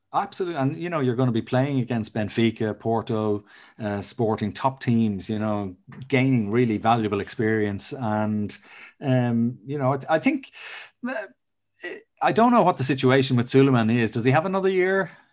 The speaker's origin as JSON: {"language": "English", "country": "Ireland", "said": "as an Irishman"}